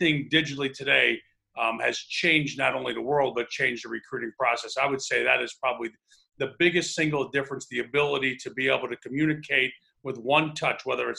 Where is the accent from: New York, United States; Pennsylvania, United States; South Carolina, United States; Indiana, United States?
Pennsylvania, United States; Scranton; I was from Scranton